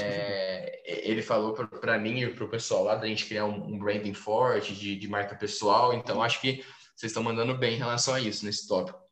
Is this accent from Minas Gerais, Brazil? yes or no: no; Franca, São Paulo, Brazil; sou de Franca, interior de São Paulo